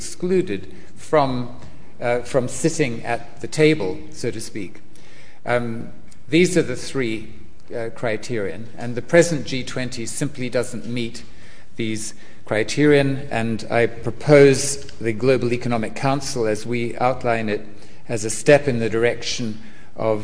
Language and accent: English; New Zealand; I'm from New Zealand